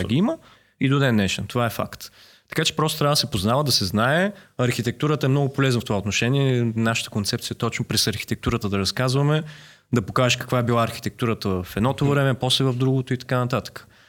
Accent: Varna, Varna Province, Bulgaria; now in Sofia, Bulgaria; аз съм от Варна, разбира се, защото това е моят първи дом, е, София ми е вторият дом

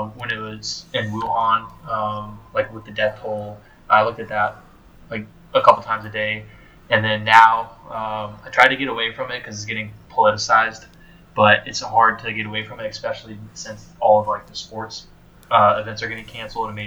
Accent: Raleigh, North Carolina, United States; moved away as an adult; now in Beaufort, United States; before that I was at ECU from Raleigh, North Carolina, and now I'm down here in Beaufort, South Carolina

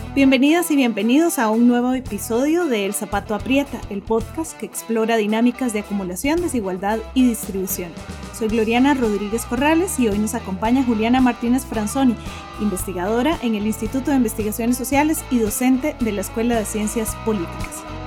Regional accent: Costa Rica

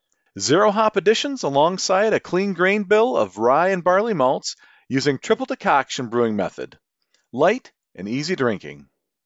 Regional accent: Michigan, United States; now in Ohio, United States; I live in Ohio, but I grew up in Michigan, and I'm only 5 minutes from Michigan itself.

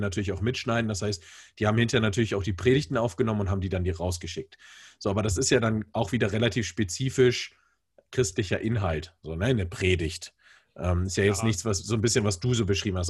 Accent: Bremen, Germany; moved away as an adult; also born or lived in Hamburg; now in Hesse, Germany; also ich komme aus Bremen und bin dann äh, zu meinem Studium umgezogen nach Hamburg und bin jetzt äh, äh, hier in Hessen gelandet

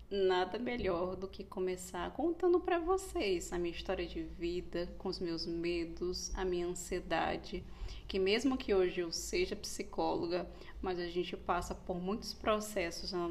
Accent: Pernambuco, Brazil; also born or lived in Rio de Janeiro; e eu sou pernambucana. E a gente ficou muito nesse impasse. Moramos muito tempo em Pernambuco, muito tempo no Rio de Janeiro.

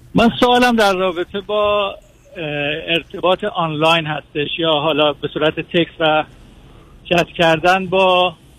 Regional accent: Iran; now in United States; من ایرانی هستم مقیم آمریکا هستم

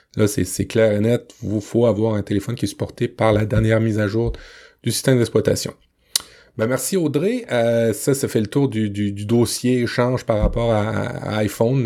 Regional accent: Le Havre, Normandy, France; born or raised there

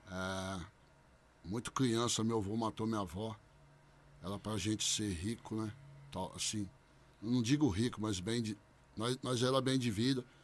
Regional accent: Bebedouro, São Paulo, Brazil; Sou nascido e criado em Bebedouro, na Vila Paulista, né? Sou nascido e criado lá. Hoje eu não moro lá, mas sou nascido e criado lá.

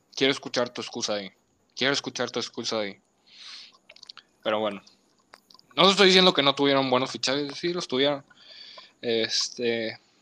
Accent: Mexico; yo soy mexicano

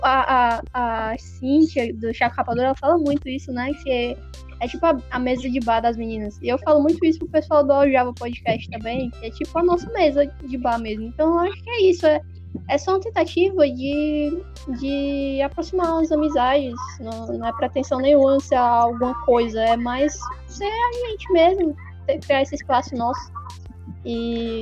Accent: Ceará, Brazil; a gente é cearense

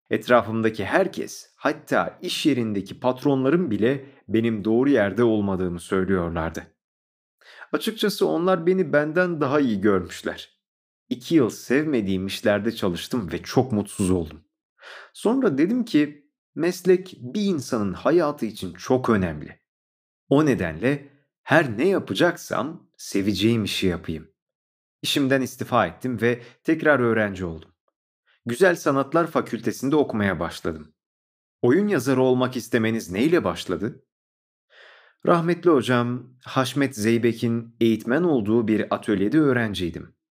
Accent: Istanbul, Turkey; born there; 1981 İstanbul doğumluyum. Kendimi bildim bileli sanata hep ilgi duydum.

